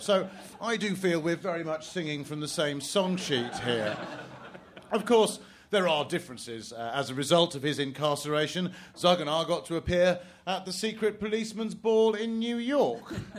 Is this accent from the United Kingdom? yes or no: yes; England, United Kingdom; as an Englishman